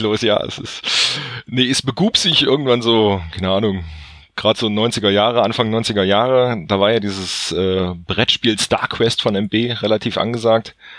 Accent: North Hesse, Germany; komme aus dem schönsten aller Bundesländer, quasi Nordhessen

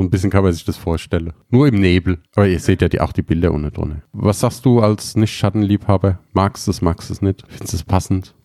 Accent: Germany; bei uns in Deutschland

